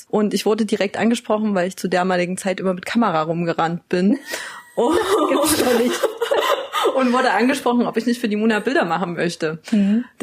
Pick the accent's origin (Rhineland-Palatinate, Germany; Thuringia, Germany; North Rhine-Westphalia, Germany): Thuringia, Germany; near Bad Klosterlausnitz; wir sind ja beide hier aufgewachsen in der Nähe. Bei mir ist es zum Beispiel die regionale Verbundenheit einfach. Ich wollte hier nie weg. Ich habe hier in der Nähe, also ich habe in Gera studiert. Ich habe hier Arbeit gefunden.